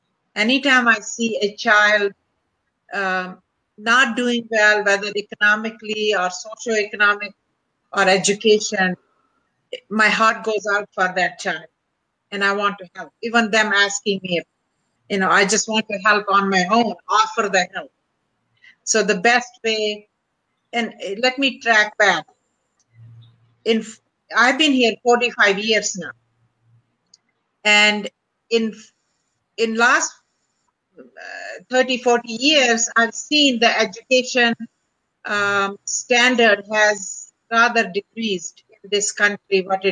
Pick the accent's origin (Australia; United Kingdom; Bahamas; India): India; English is a second language; moved away as an adult; now in United States; Well, I came with my husband, and I was a physician from India.